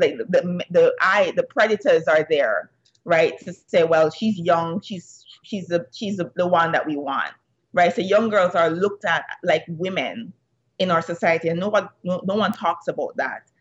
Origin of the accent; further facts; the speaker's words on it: Jamaica; moved away as an adult; growing up in Jamaica